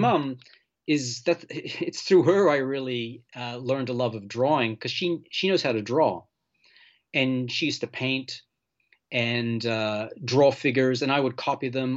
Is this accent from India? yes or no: no; Malta; moved away; also born or lived in Portland / Southern California; I'm from Malta. I was born there, and, and my whole family's from Malta